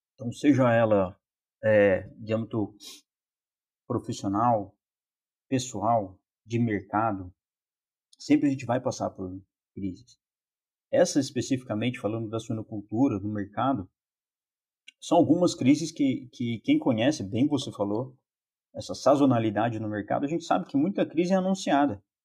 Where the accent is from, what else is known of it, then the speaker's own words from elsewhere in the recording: Lorena, São Paulo, Brazil; moved away as an adult; also born or lived in Botucatu / Toledo, Paraná; now in Chapecó, Brazil; sou natural de Lorena, São Paulo